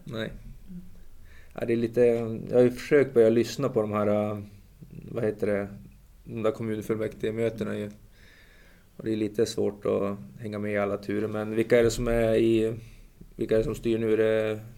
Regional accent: Umeå, Västerbotten County, Sweden; jag är ju från Umeå, det är en rätt trevlig stad faktiskt.

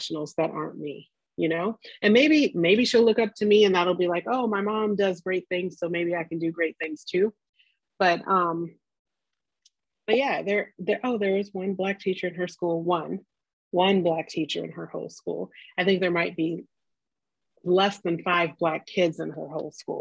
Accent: Los Angeles, California, United States; I grew up in South Central Los Angeles, and everybody in my neighborhood, almost everybody in my neighborhood was Black

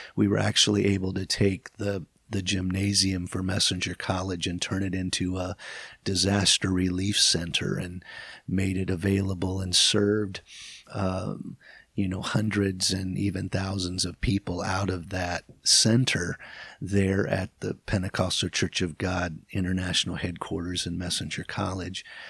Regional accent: Michigan, United States; growing up in Michigan, we would, we would travel

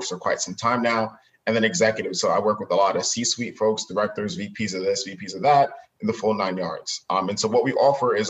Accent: Uniondale, New York, United States; I'm Jamaican American, came up from a small town on Long Island called Uniondale

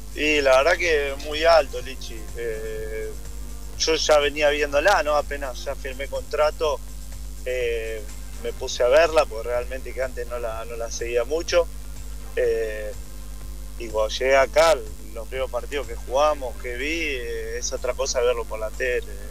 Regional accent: Argentina; moved away as an adult; now in United States; al ser argentino

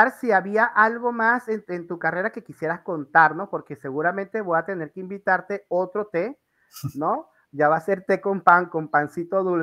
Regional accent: Maracaibo, Zulia, Venezuela; moved away; yo vengo de Venezuela y me voy hace 10 años y una de las cosas que perdí eh, eh, es, a mi gente.

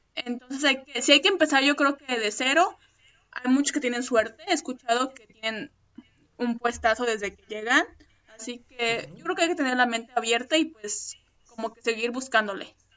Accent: Mexico; moved away as an adult; now in Sweden; yo soy de México

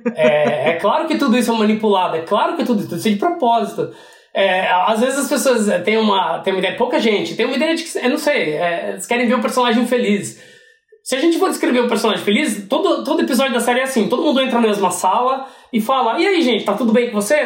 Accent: Piracicaba, São Paulo, Brazil; moved away as an adult; now in United States; voltei pro Piracicaba, que é da onde minha família é, onde eu cresci.

